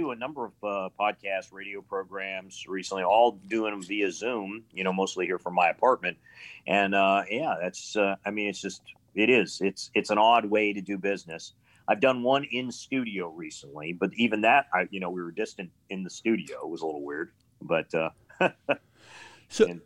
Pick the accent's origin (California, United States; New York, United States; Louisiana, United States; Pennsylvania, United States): Pennsylvania, United States; Pittsburgh; also born or lived in Ohio; I mean, I was a, P- a Pennsylvania boy. I was born in Pittsburgh, but um, uh, but you know Ohio became I just a lot of my father's jobs took us into Ohio multiple times in my life.